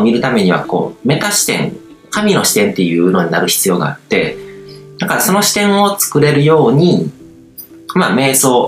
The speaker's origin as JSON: {"language": "Japanese", "country": "Japan", "tie": "born or raised there", "said": "日本日本という国に生まれて日本社会の中でこう生まれ育ってる"}